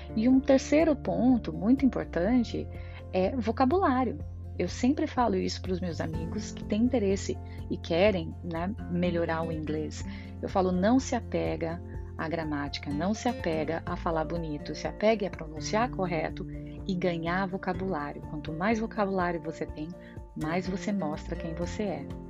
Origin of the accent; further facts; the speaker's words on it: interior of São Paulo, Brazil; moved away as an adult; now in Ireland; eu sou do interior de São Paulo, morávamos, moramos ainda em bairro